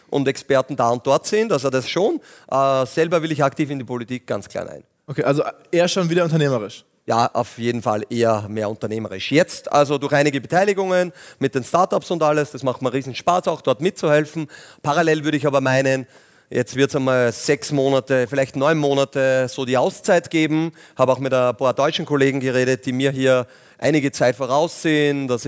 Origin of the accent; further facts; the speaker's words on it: Linz, Upper Austria, Austria; Aber bin Linzer ähm, und sehr gern auch und habe noch einen großen Bauernhof in der Nähe in Strengberger auch.